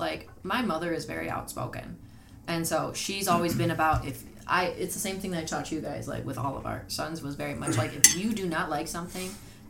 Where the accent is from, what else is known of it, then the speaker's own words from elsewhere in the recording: United States; We're American. I'm white.